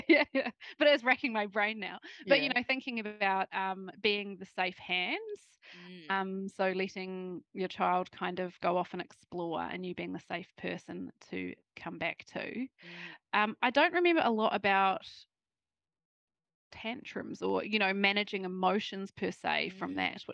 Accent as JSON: {"language": "English", "country": "New Zealand", "moved": "as an adult", "lives_now": "Australia", "said": "I am living in Australia, actually, so talking from Australia, married an Aussie, but obviously I'm from New Zealand and have been living in Australia, I think, about"}